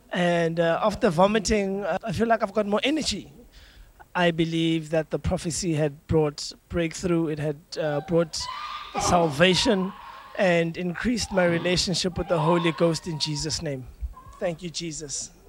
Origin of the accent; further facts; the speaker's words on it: South Africa; I come from South Africa.